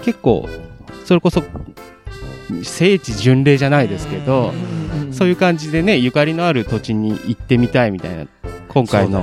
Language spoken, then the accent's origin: Japanese; Tokai, Aichi, Japan; 一応東海市、僕東海市なんですけど